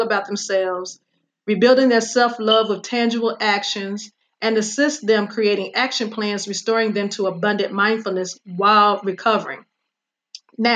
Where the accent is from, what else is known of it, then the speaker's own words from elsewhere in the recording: Virginia, United States; my hometown of Virginia